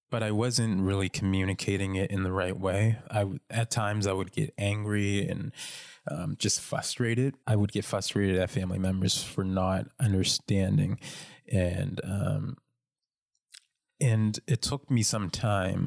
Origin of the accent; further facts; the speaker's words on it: North Preston, Nova Scotia, Canada; I grew up in North Preston, um, which is the largest black community in Canada